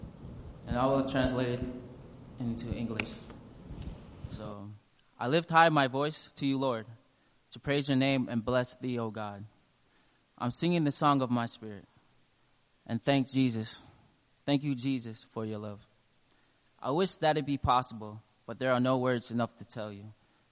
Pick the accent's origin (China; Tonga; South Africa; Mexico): Tonga; now in Alaska, United States; My home country is Tonga.